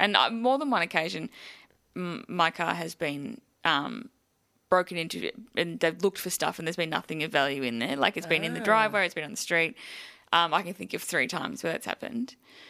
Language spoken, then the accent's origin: English; Melbourne, Victoria, Australia; I grew up in Melbourne